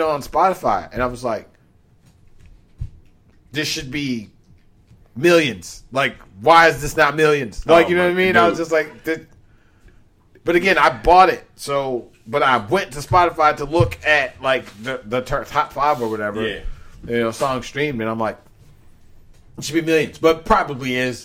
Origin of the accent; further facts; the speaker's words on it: Maryland, United States; I'm from Maryland